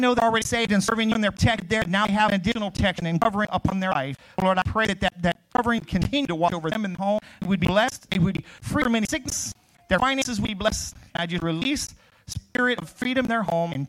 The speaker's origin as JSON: {"language": "English", "town": "Crowley", "country": "United States", "tie": "born or raised there", "moved": "yes", "said": "I grew up in Crowley, which is, West Fields"}